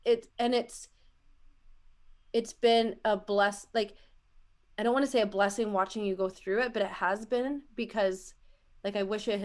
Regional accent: Canada; She calls me her Canadian wife

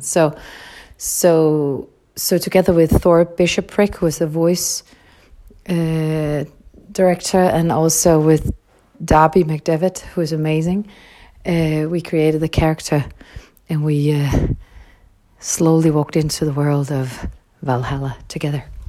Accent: Copenhagen area, Capital Region of Denmark, Denmark; I was brought up up in Copenhagen, or a small city very close to Copenhagen

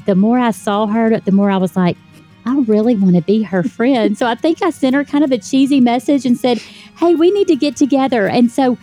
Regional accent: Deep South, United States; I grew up in the Deep South

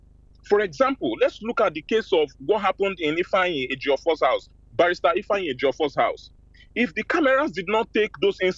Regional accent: Imo, Nigeria; I'm from Imo State.

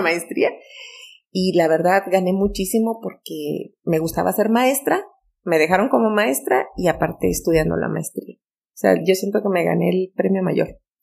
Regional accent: Majalca, Chihuahua, Mexico; mi infancia en Majalca

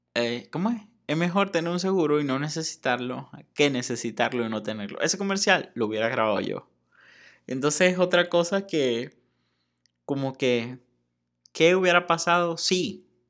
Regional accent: Venezuela; moved away as an adult; now in Mexico; desde el día en que salí de Venezuela

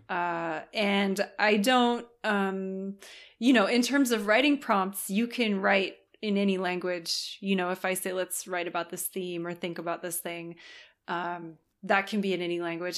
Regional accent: Southern California, United States; moved away as an adult; now in France; I was born in California

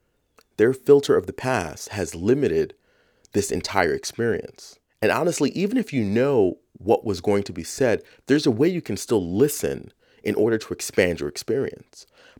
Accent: Bronx, New York, United States; the house I grew up in the South Bronx when I was 7

